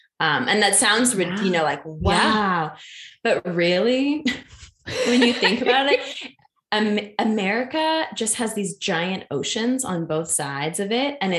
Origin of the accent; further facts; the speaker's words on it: New Delhi, Delhi, India; also born or lived in Kobe, Japan; I grew up in Asia for 14 years of my life. My parents decided to teach at international schools when I was quite young. So I was in Kobe, Japan and New Delhi, India for those combined 14 years.